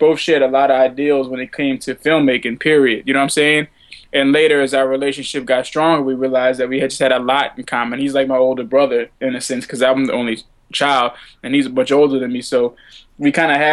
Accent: New Orleans, Louisiana, United States; moved away; also born or lived in Savannah, Georgia / New York; I'm from New Orleans originally

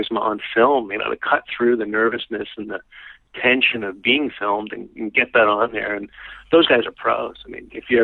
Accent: New York City, New York, United States; I'm a New Yorker. I'm born and raised

